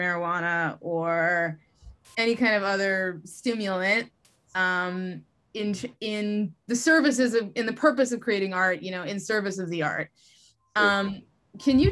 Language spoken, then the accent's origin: English; Massachusetts, United States; I grew up in Massachusetts in a very sheltered sort of do nothing suburban, you know, town